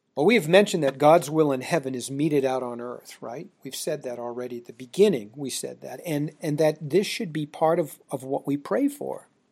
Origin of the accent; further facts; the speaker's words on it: United States; we Americans